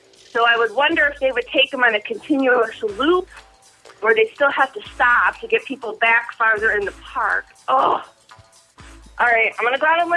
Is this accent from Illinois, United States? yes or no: yes; Joliet, Illinois, United States; I'm from Joliet, Illinois